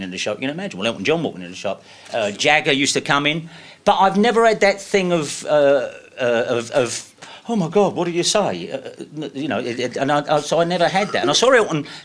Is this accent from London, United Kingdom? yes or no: yes; London, United Kingdom; I'm from Deptford